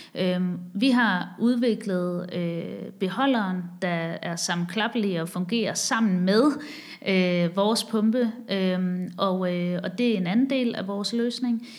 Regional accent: Haderslev, Southern Denmark, Denmark; moved away as an adult; also born or lived in Copenhagen / Asia / Chicago; jeg er vokset op i Sønderjylland, i Haderslev

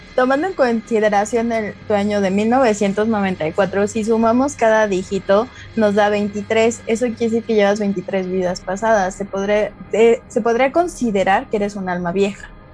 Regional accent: Mexico City, Mexico; moved away as an adult; now in Querétaro, Mexico; soy de la Ciudad de México, tiene cuatro años que vine a Querétaro

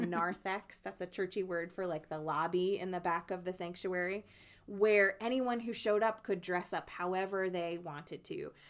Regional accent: New Jersey, United States; moved away; my home state of New Jersey

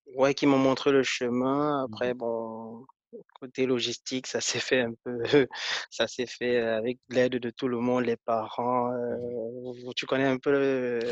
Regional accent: Foumban, West, Cameroon; moved away as an adult; also born or lived in Bangangté, Cameroon / Yaoundé, Cameroon / Italy; now in France; je suis né à Fumban, je suis né dans les années euh, en 1990 et mmh mes plus gros souvenirs euh, sont, que j'ai fait 12 ans dans cette ville-là

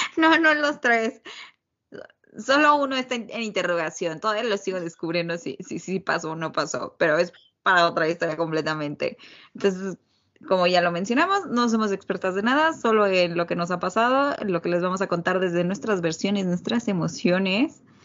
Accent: Mexico; moved away; also born or lived in Egypt / Colombia / Canada; soy mexicana completamente, sí. Vivo en México

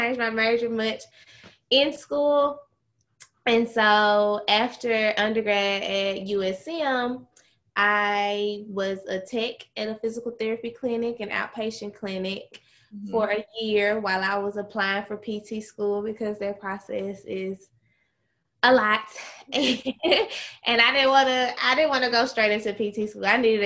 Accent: Charleston, Mississippi, United States; I am from Mississippi, very small town called Charleston, Mississippi. In Charleston, I was a cheerleader in high school

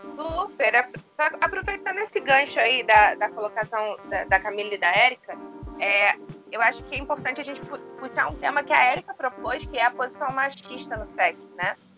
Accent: Rio de Janeiro, Brazil; eu cresci no Rio de Janeiro, a capital do Rio de Janeiro, mas a minha família é nordestina

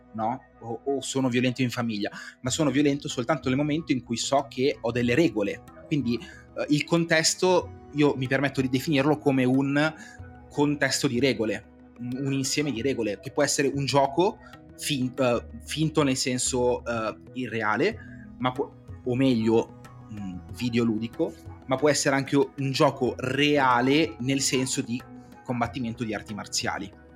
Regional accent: Cinisello Balsamo, Lombardy, Italy; sono di Cinisello

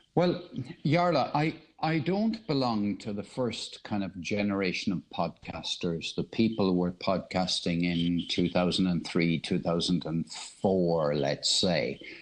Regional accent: Ireland; also born or lived in United Kingdom; now in Cork, Ireland; I'm, speaking from Cork in Ireland. I was born in Ireland, but I lived 30 years of my life in the UK

